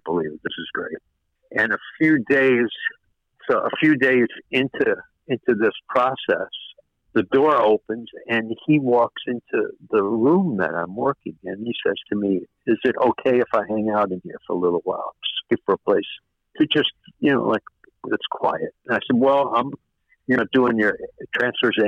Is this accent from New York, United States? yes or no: yes; New York, United States; I'm born and raised in New York